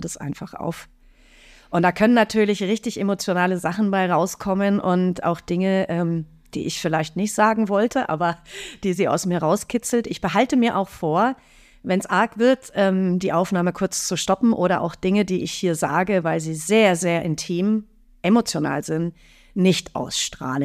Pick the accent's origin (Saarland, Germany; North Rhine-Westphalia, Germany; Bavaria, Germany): Bavaria, Germany; Fürstenfeldbruck; in Fürstenfeldbruck, in meinem Heimatort